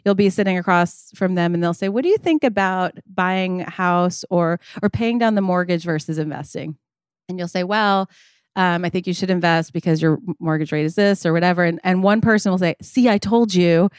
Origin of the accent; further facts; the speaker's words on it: Long Island, New York, United States; also born or lived in New Orleans, Louisiana; I'm grew up on Long Island, but I was born in New Orleans